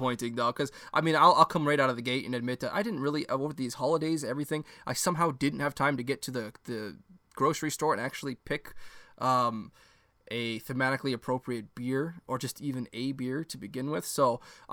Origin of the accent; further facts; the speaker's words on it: Canada; I'm Canadian